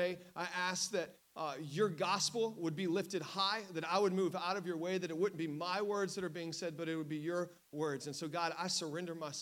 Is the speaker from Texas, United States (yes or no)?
yes; Southeast Texas, United States; now in New York, United States; I grew up in Southeast Texas, but I have officially been in New York more than I lived in Texas, so I can claim a New Yorker now.